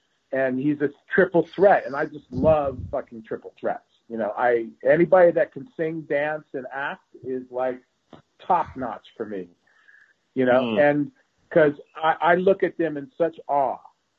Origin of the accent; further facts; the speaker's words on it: United States; I mean, it's really shocking to me as an American actor.